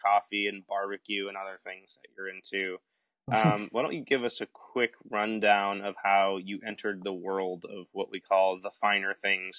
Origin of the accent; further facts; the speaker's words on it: Boston, Massachusetts, United States; I'm from Boston